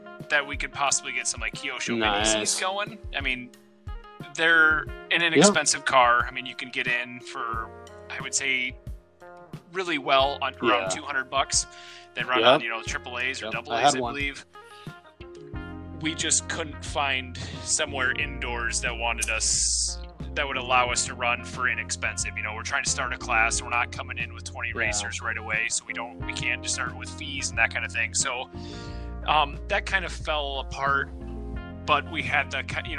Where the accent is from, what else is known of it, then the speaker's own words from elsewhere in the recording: Iowa, United States; I'm from Iowa, center of the 48 there.